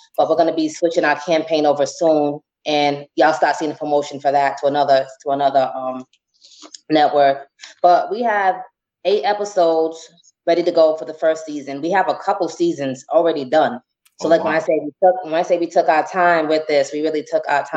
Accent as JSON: {"language": "English", "region": "Rhode Island", "country": "United States", "accent": "Rhode Island", "moved": "as an adult", "said": "I'm from Rhode Island"}